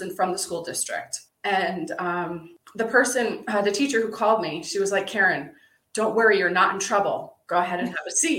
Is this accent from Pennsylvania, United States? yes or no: yes; Pennsylvania, United States; started on a farm growing up in Pennsylvania